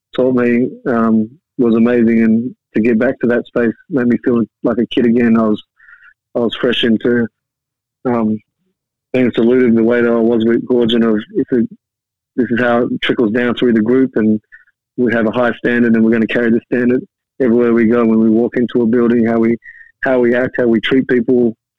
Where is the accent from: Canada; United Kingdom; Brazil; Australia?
Australia; Perth, Western Australia; growing up in Australia